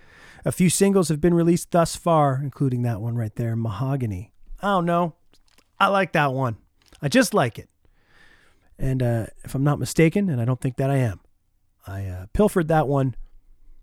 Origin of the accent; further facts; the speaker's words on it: Oshawa, Ontario, Canada; now in Winnipeg, Canada; I grew up in Oshawa, Ontario, a huge junior hockey rivalry